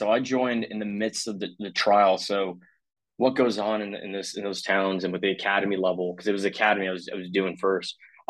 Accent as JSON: {"language": "English", "town": "Monrovia", "region": "California", "country": "United States", "tie": "born or raised there", "also_born_or_lived": "Mexico / Texas / Tennessee", "moved": "as an adult", "lives_now": "Washington, D.C., United States", "said": "small town, Monrovia in Los Angeles County."}